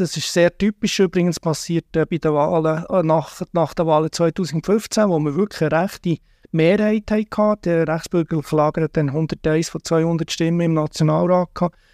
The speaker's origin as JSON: {"language": "German", "country": "Switzerland", "said": "wir als Schweizer, Schweizerin"}